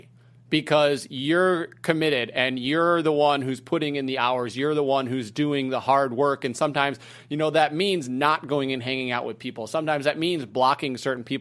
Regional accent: Wisconsin, United States; I grew up in Wisconsin

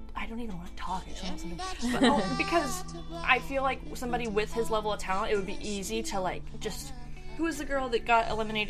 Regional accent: Houston, Texas, United States; I'm from

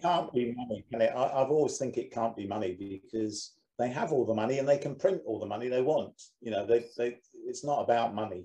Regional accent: United Kingdom; being a Brit

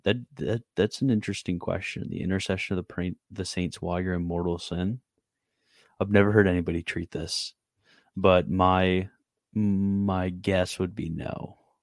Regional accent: Canada; I'm Canadian.

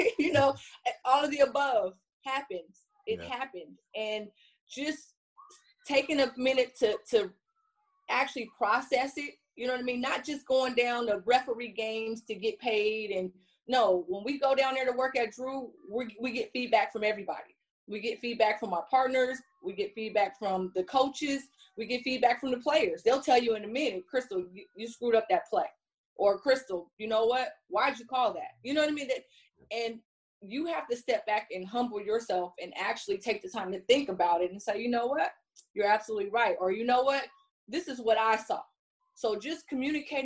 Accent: Compton, California, United States; I grew up in Compton.

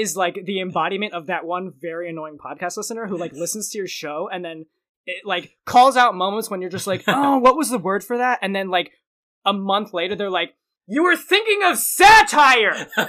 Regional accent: London, United Kingdom; What? Isn't that Australian? I'm from London. Do they say that in London?

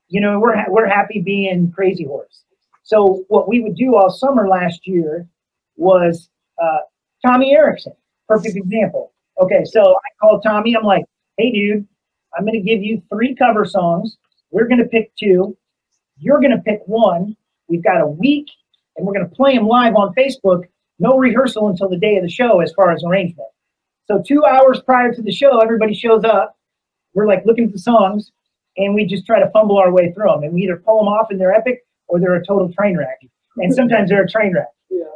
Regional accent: Indiana, United States; we're from Indiana

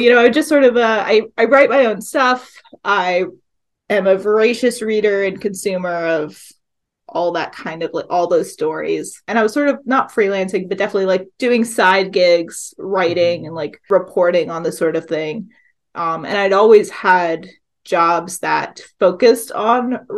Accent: the South, United States; also born or lived in Appalachia, Virginia; now in Hudson Valley, United States; I grew up in the South, and there's a lot of needs for mm-hmm. unions where mm-hmm. I grew up

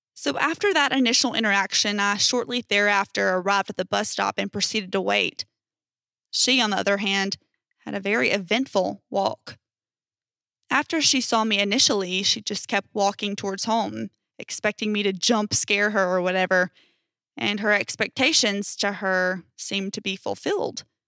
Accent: United States; I'm from America, United States

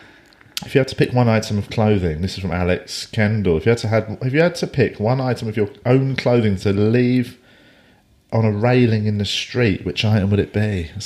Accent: London, United Kingdom; I'm from London.

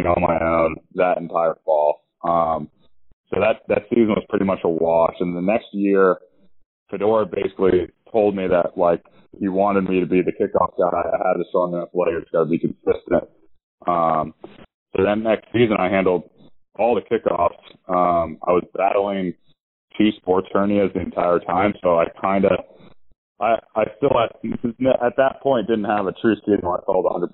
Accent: Northern Virginia, United States; I'm from Northern Virginia, 45 minutes from College Park

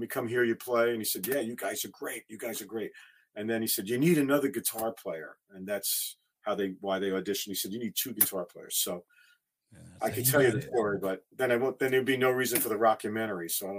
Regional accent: New York, United States; also born or lived in New Jersey; I'm from New York and New Jersey. That's all we did. We invented the word douchebag here.

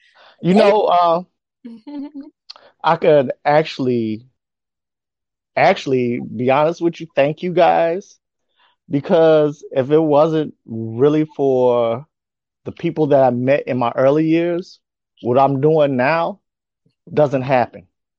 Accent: Chicago, Illinois, United States; also born or lived in New Orleans / Memphis / Natchez / Yokosuka; Where I'm from, I am originally from Chicago, Illinois. I've had stints in New Orleans, Louisiana, Memphis, Tennessee, Natchez, Mississippi, and short stays in Yokosuka, Japan.

